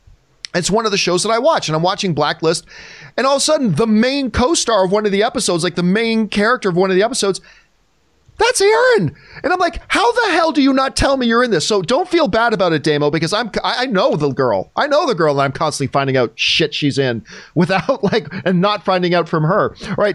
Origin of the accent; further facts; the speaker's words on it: Canada; which as a Canadian, I probably should